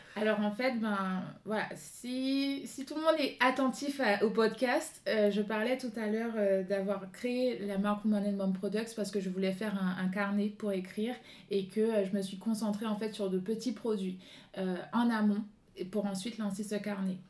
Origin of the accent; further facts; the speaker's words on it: Guadeloupe; moved away; fille du soleil, je viens de la Guadeloupe